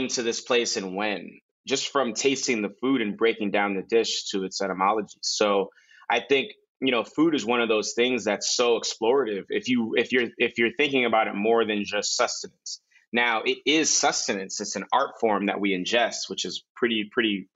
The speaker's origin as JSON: {"language": "English", "town": "New York City", "region": "New York", "country": "United States", "tie": "born or raised there", "also_born_or_lived": "Nigeria / New Orleans", "moved": "yes", "said": "I grew up in the Bronx, which is a melting pot of so many different cultures. But I also lived in Nigeria. I lived in New Orleans"}